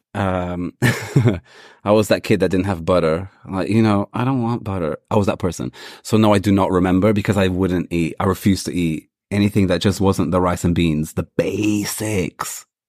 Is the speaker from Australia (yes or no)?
no; Portugal; now in London, United Kingdom; growing up in Portugal, rice and beans wasn't such a thing, but we were still a Brazilian household.